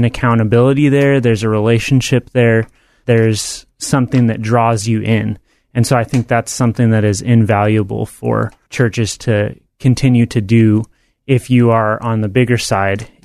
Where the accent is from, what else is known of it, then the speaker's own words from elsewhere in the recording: Bend, Oregon, United States; now in Salem, United States; I grew up in Bend, Oregon